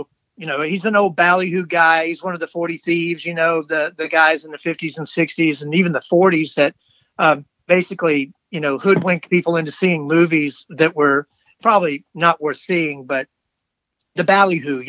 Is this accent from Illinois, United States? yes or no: no; Tupelo, Mississippi, United States; moved away as an adult; also born or lived in Baldwyn, Mississippi; now in Memphis, United States; I'm from Tupelo. I was conceived in Tupelo, and I was born in Baldwin, Mississippi.